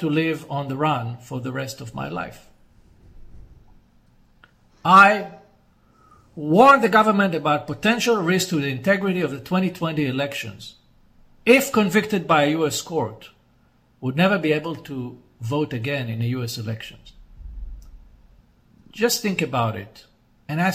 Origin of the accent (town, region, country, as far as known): Israel